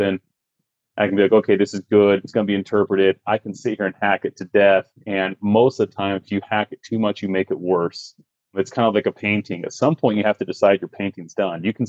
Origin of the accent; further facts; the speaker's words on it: Utah, United States; I grew up in Utah. I grew up in a small mountain town